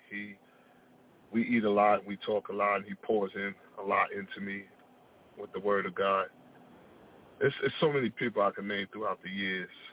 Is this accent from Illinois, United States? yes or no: no; Long Beach, California, United States; I moved back to my hometown of Long Beach